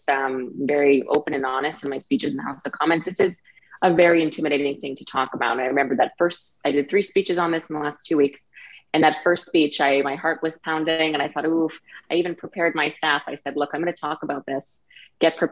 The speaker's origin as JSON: {"language": "English", "country": "Canada", "said": "as a Canadian and as a patriot of this country"}